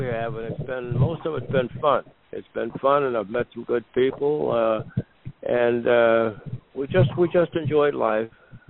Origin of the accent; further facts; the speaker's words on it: Warren, Ohio, United States; I was from Warren, Ohio